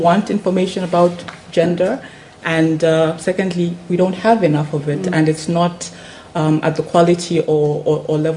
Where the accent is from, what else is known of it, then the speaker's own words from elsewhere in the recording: Lusaka, Lusaka Province, Zambia; where I come from, I'm coming in from Lusaka in Zambia